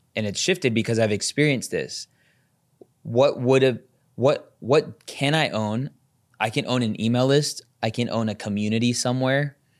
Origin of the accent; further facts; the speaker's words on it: Las Vegas, Nevada, United States; I'm from Vegas